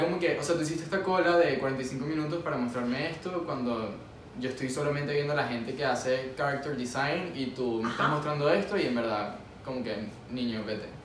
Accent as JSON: {"language": "Spanish", "country": "Venezuela", "moved": "yes", "lives_now": "Miami, United States", "said": "En Miami, como venezolano"}